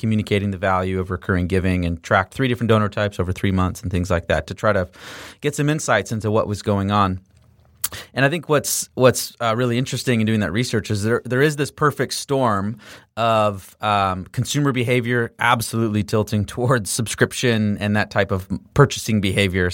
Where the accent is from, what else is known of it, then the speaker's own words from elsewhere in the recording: Canada; I'm Canadian